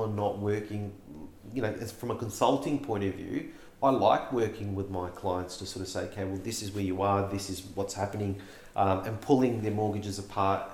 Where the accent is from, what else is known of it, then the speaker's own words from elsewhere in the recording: Melbourne, Victoria, Australia; We grew up in West Sunshine